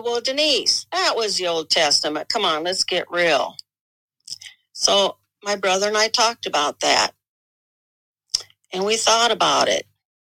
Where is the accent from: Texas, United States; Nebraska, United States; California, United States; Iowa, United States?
Iowa, United States; I'm from Iowa.